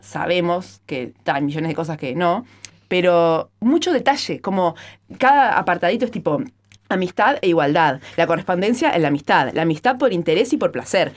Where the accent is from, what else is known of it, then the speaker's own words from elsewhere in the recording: Maldonado, Uruguay; soy de Maldonado, ahí decimos chiquilinas o gurisas